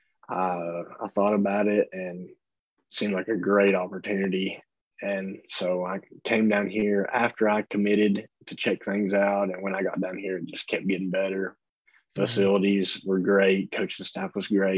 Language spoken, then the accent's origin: English; Tennessee, United States; I'm from Tennessee, and I've went to both of those stadiums to, you know, watch games as a little kid